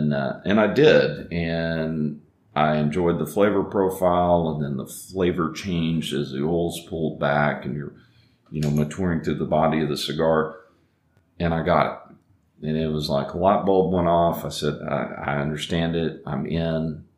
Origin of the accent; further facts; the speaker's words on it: Dallas, Texas, United States; now in Fort Worth, United States; Well, I was born here. Okay. I grew up in Dallas, and came back here and went to TCU, and started some different businesses here. We had moved out to West Texas